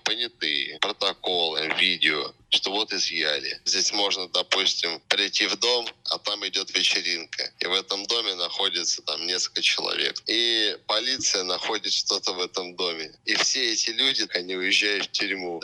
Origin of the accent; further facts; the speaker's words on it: Russia; moved away as an adult; now in Goa, India; Я обычный э, выходец из СССР